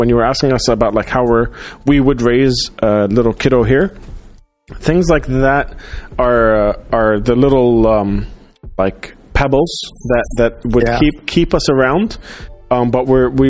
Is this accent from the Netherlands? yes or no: no; Dubai, United Arab Emirates; also born or lived in Doha; growing up in Dubai, growing up in the Gulf in general, because I grew up in Doha for my, like, pre-teens.